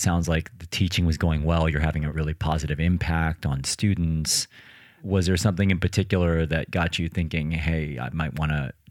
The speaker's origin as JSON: {"language": "English", "country": "United States", "moved": "yes", "said": "as you know, I'm originally from the United States, and I come here to Europe and I suddenly realize that everybody speaks at least two languages, sometimes three"}